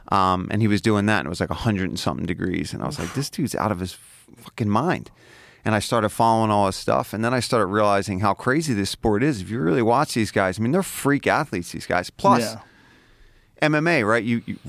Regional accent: Philadelphia, Pennsylvania, United States; up in South Philly.

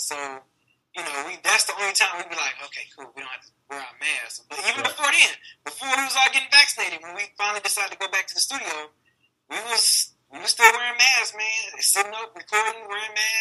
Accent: Detroit, Michigan, United States; Grew up, born and raised in the West Side

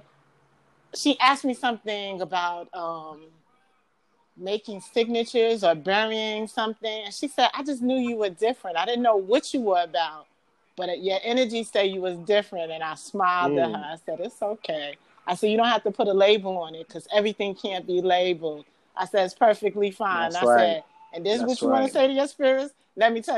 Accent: New York City, New York, United States; accent: Bronx New Yorker; I sound like a real Bronx New Yorker

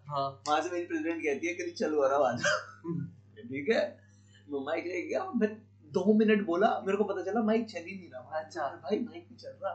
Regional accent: Bihar, India; मैं खुद बिहार से हूं

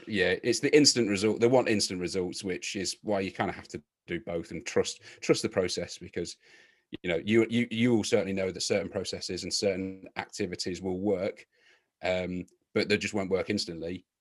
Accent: Leicester, East Midlands, United Kingdom; my hometown club of Leicester City

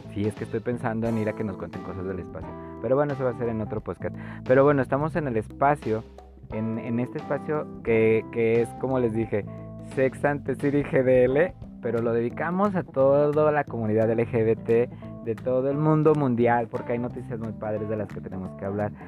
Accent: Zapopan, Jalisco, Mexico; Yo soy, yo nací en Zapopan, oigan, soy zapopano.

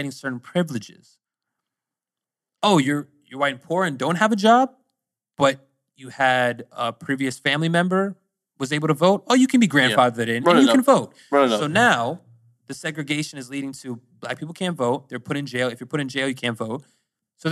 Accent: Pennsylvania, United States; also born or lived in Virginia; I'm from Pennsylvania, but I'm actually moving to Virginia soon

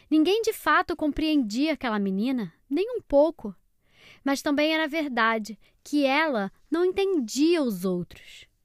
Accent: Salvador, Bahia, Brazil; tenho seis anos, sou de Salvador, Bahia.

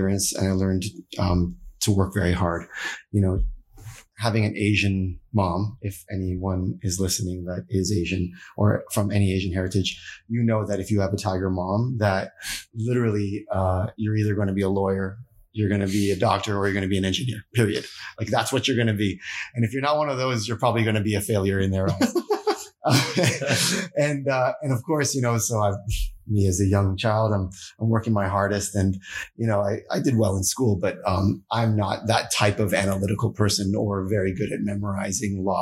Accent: Toronto, Ontario, Canada; moved away as an adult; also born or lived in Ottawa; now in California, United States; I was born in Toronto

